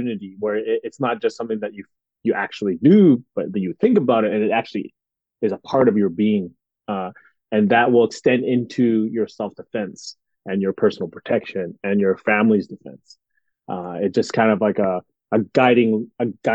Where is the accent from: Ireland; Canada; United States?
Canada; born and raised in Canada